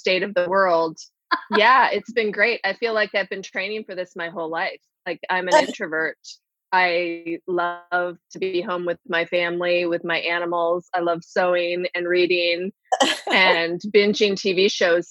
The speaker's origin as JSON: {"language": "English", "country": "Canada", "moved": "yes", "lives_now": "United States", "said": "I'm Canadian, all of my family is in Canada"}